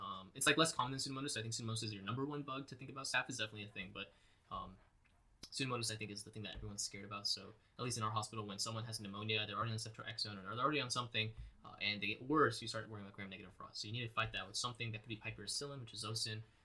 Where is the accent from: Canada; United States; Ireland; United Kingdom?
United States; Boston, Massachusetts; I'm from Boston